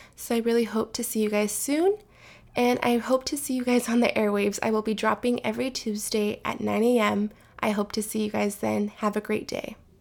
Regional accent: California, United States; I am from California

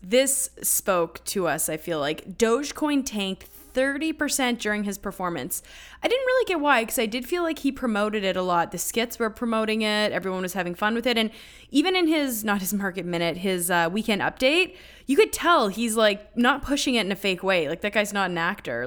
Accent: Canada; as a Canadian

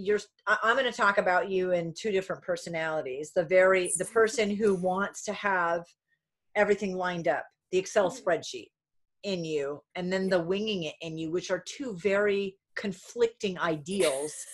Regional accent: Warwick, Rhode Island, United States; also born or lived in Coventry, Rhode Island / Vermont; I'm originally from Rhode Island and Vermont.

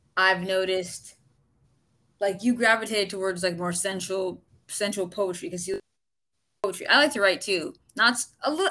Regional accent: Florida, United States; I'm originally from Florida

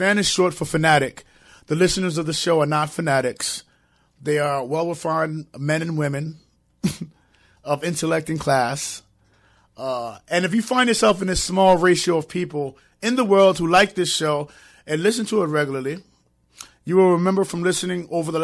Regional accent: New York City, New York, United States; now in Connecticut, United States; But I'm from New York

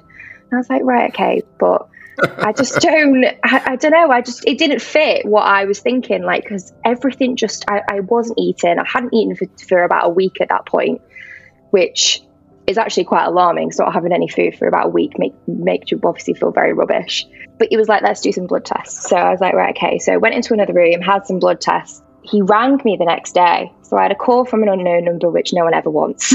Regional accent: North Wales, United Kingdom; moved away as an adult; now in Manchester, United Kingdom; I'm originally from North Wales, so I came here to for uni

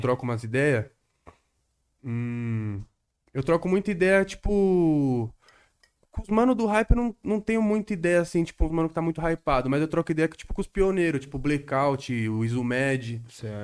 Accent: Guarulhos, São Paulo, Brazil; moved away as an adult; now in São Paulo, Brazil; eu cresci aqui praticamente, tá ligado? Exato. Desde os 10 anos de idade. Eu não nasci em Guarulhos

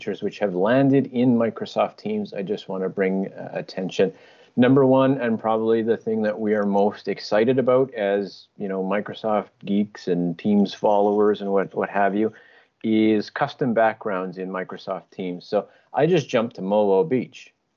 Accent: Winnipeg, Manitoba, Canada; we're from Winnipeg

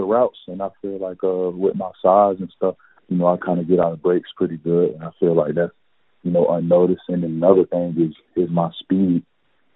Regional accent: Largo, Florida, United States; moved away as an adult; I grew up in Largo, Florida.

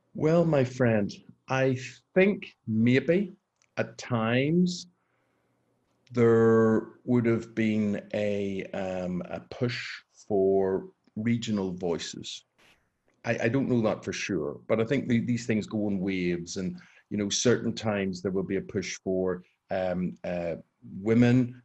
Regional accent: Belfast, Northern Ireland, United Kingdom; moved away as an adult; I grew up on the New Lodge Road or the Old Park Road in, in Belfast

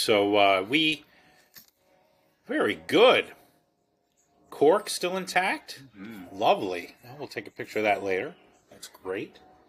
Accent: Baltimore, Maryland, United States; I'm from Baltimore, so I'm just going to call him the hun, because, you know, that's what we say.

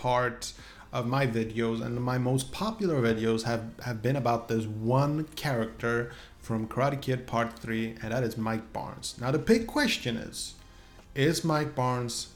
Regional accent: Sweden; English is a second language; I'm from Sweden after all.

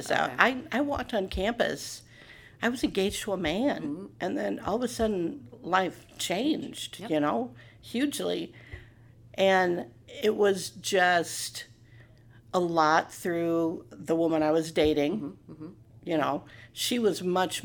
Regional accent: Morton, Illinois, United States; also born or lived in St. Louis; this is home. I'm from Morton. This is home

